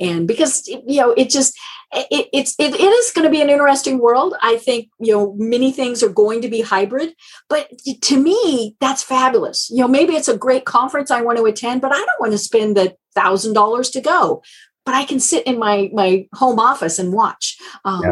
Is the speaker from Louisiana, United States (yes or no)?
no; Colorado, United States; I'm from Colorado.